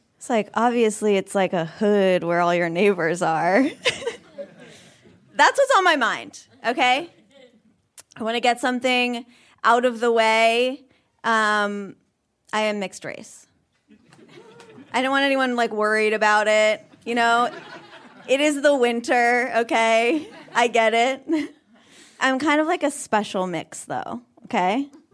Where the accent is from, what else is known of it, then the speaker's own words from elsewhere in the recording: Vermont, United States; moved away; I grew up in Vermont